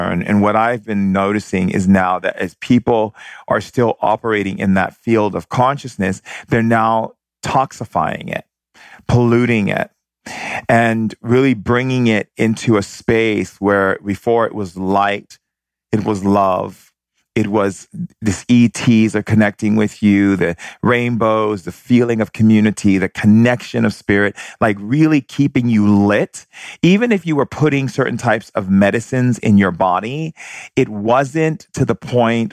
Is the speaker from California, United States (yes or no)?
yes; San Francisco, California, United States; also born or lived in Hawaii; I grew up a lot in San Francisco and Hawaii, and I spent a lot of time in San Francisco.